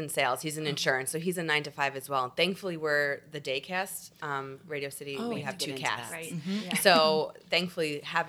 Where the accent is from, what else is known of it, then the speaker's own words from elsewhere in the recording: New York, United States; I'm from New York originally, both my husband and I. So, thankfully, we have family close by.